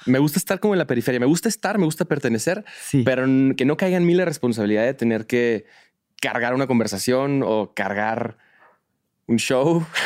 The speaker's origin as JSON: {"language": "Spanish", "country": "Mexico", "said": "soy de México."}